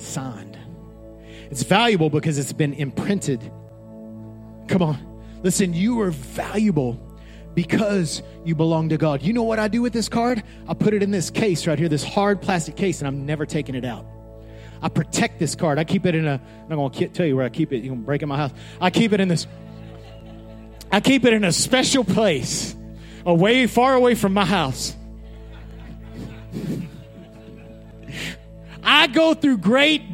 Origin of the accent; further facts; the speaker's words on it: Odessa, Texas, United States; I grew up in Odessa, Texas